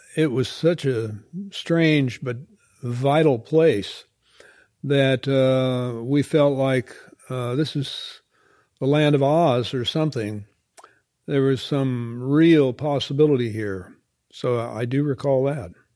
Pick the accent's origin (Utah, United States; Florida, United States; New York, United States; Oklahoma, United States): Oklahoma, United States; when I grew up there in Oklahoma